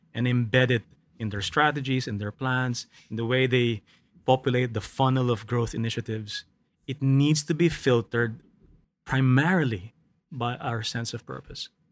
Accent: Philippines; I grew up in the Philippines

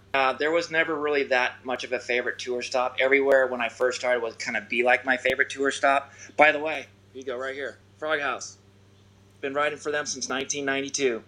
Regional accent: Newport Beach, California, United States; growing up in Newport around the the you know the jetty

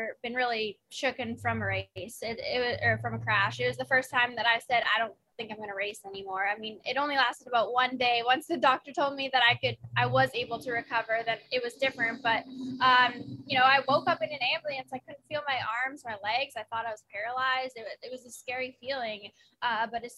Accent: Canada

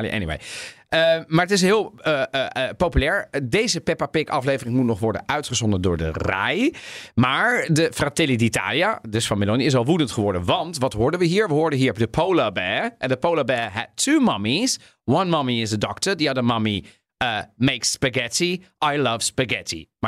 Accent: Amsterdam, North Holland, Netherlands; En nee, niet alleen maar omdat ik uit Amsterdam kom.

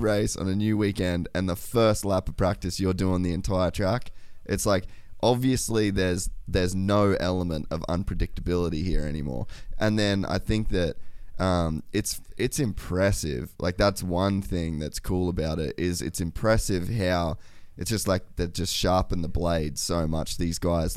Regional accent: Australia; as an Australian

